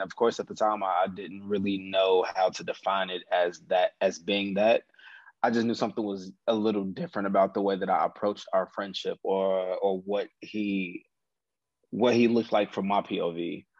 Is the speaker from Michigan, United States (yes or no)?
no; Chicago, Illinois, United States